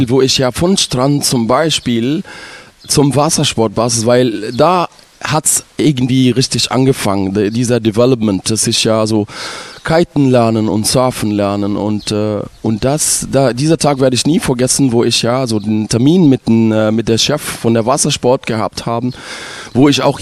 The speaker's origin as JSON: {"language": "German", "town": "Ismailia", "region": "Ismailia Governorate", "country": "Egypt", "said": "Also ich komme aus Ismailia, das liegt am Suezkanal"}